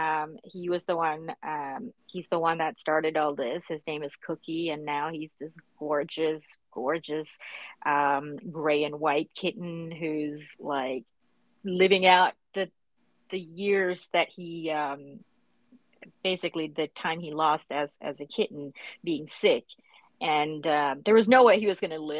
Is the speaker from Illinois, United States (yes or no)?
no; New York City, New York, United States; I grew up in Brooklyn. I wasn't born here, but I did grow up here